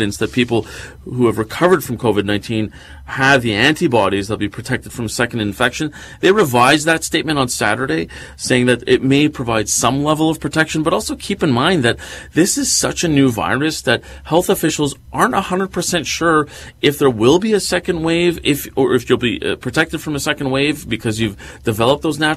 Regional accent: Quebec, Canada; I grew up in Quebec

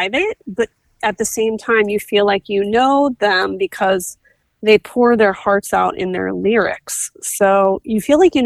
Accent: East Coast, United States; now in Southern California, United States; I'm originally from the East Coast

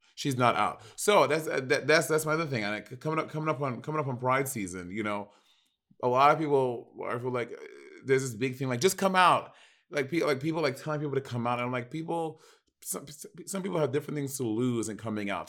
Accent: New York, United States; I'm from New York

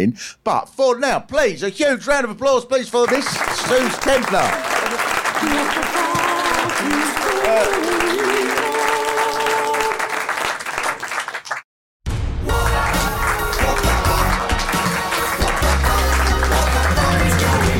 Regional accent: England, United Kingdom; we're English

